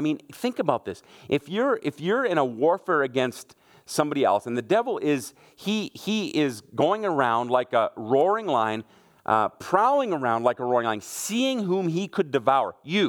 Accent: Germany; moved away; I grew up in Germany. My mom and dad are what we would call missionaries. I was 1 year old when we went to Germany.

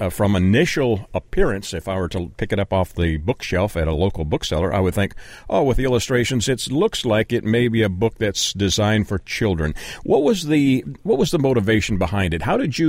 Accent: Canada; Well, it's, you know, I'm originally from Canada, and sometimes, I don't know why, but my mind goes sideways and I miss the snow.

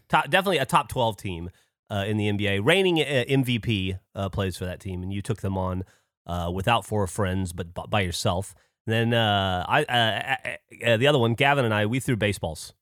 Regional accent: United States; I'm from America based on my brash, uh, manner of speaking

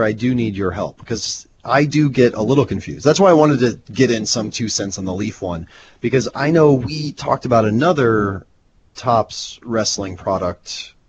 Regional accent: Nebraska, United States; I'm from Nebraska.

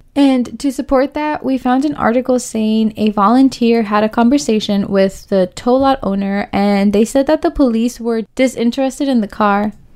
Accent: Oakland, California, United States; we are from the East Side. We are women of color, you know? So this is our community.

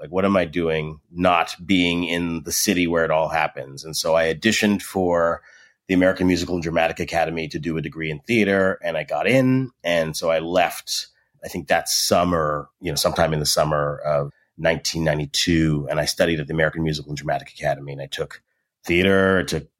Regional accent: Edmonton, Alberta, Canada; So I was born and raised in Canada, in Edmonton, Alberta, to be specific.

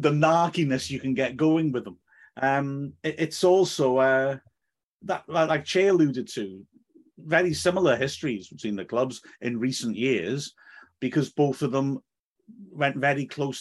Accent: Wales, United Kingdom; we are in a way identified by not being English

